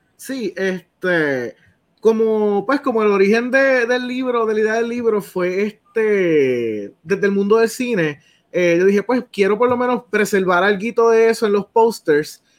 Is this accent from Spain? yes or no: no; Salinas, Puerto Rico; yo soy de Salinas